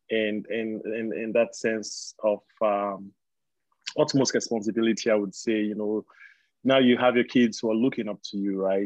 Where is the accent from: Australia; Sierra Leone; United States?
Sierra Leone; we we we grew up in Sierra Leone